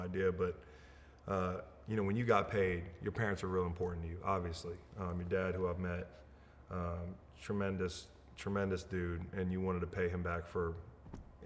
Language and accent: English; United States; born or raised there